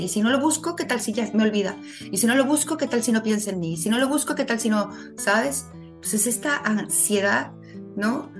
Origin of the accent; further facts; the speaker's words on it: Mexico City, Mexico; moved away as an adult; also born or lived in Morelia, Mexico; now in Ensenada, Mexico; soy originaria de la Ciudad de México